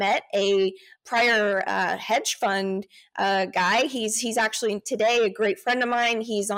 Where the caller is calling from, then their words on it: Austin, Texas, United States; I'm in Austin, Texas.